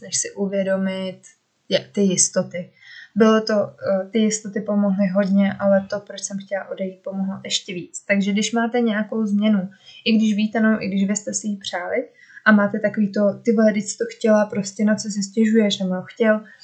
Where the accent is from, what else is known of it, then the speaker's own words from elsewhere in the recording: Czechia; moved away as an adult; also born or lived in Norway; proč jsem vlastně chtěla zpátky do Česka